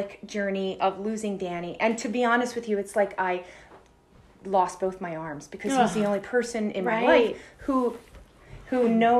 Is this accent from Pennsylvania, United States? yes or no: yes; Philadelphia, Pennsylvania, United States; I grew up in Philadelphia.